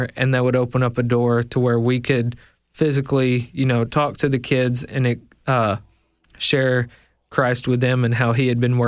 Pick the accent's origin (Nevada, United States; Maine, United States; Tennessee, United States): Tennessee, United States; also born or lived in Memphis; so I was born actually in Memphis, Tennessee, raised most of my life in McNary County, which is just north of the Mississippi border.